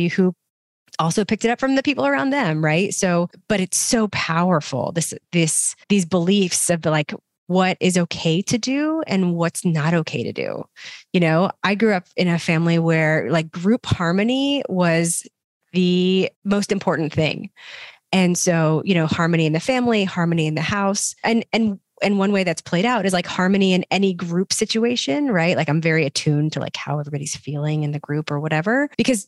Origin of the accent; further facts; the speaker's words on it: the South, United States; we're both from the South